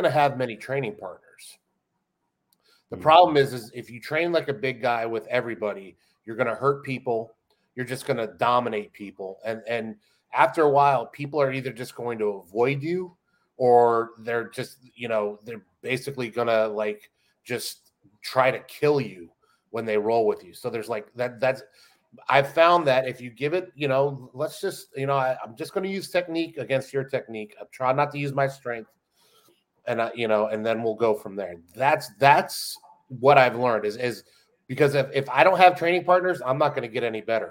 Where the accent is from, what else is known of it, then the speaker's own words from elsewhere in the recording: Florida, United States; also born or lived in Western New York, Buffalo/Rochester area; I'm as Floridian as you can get without being born in Florida. I moved down here when I was six from Western New York, Buffalo/Rochester area.